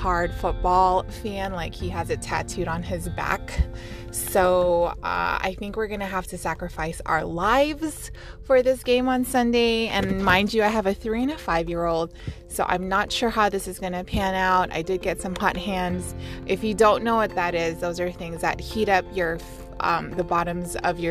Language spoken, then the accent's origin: English; Las Vegas, Nevada, United States; we're from Las Vegas